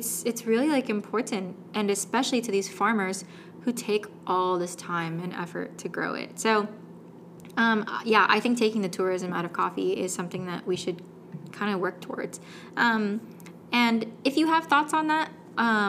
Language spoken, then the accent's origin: English; San Francisco, California, United States; moved away; my hometown, San Francisco